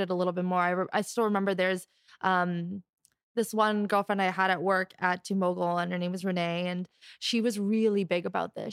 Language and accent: English; Canada; I was born and raised here in Canada